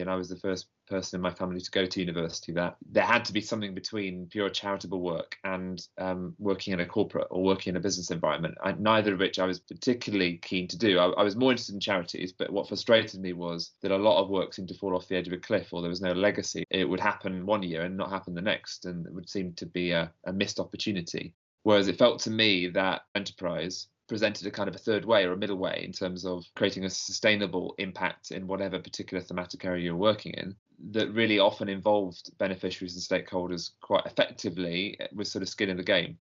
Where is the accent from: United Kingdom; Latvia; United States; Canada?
United Kingdom; Nottingham, East Midlands; moved away as an adult; now in London, United Kingdom; I, I grew up in Nottingham. I was born in Nottingham